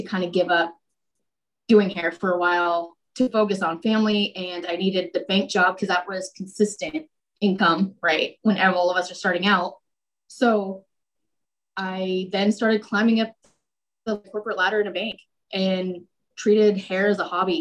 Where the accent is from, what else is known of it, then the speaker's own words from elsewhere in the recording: El Cajon, California, United States; I grew up in El Cajon